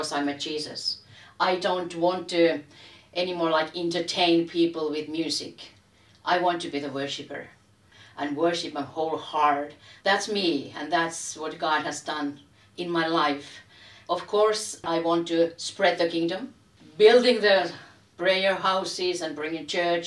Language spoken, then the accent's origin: English; Helsinki, Uusimaa, Finland; I'm a lady from Helsinki